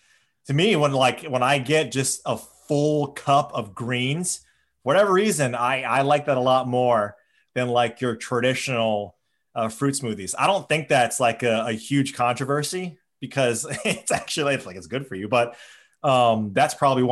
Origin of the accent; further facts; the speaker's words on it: Hawaii, United States; I'm born and raised in Hawaii.